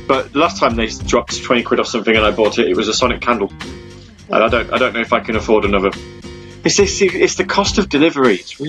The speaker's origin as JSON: {"language": "English", "country": "United Kingdom", "said": "Because I'm British, you see, so I have to be a little bit... I have to be a little bit camp."}